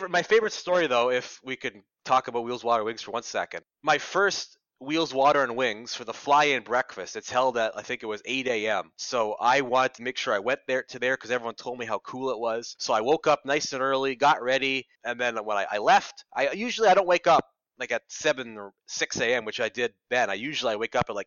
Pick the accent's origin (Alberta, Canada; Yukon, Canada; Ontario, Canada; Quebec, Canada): Ontario, Canada; Ottawa; moved away as an adult; also born or lived in Toronto; I came from Ottawa, the big city, and I've lived in Ottawa my whole life. I grew up there, but I was born in Toronto